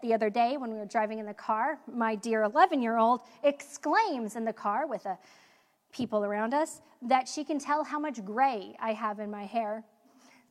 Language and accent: English; United States; as American women